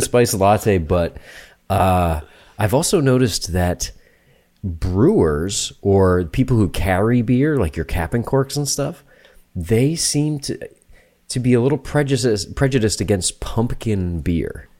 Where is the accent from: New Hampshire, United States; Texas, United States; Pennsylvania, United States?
New Hampshire, United States; moved away; I'm from New Hampshire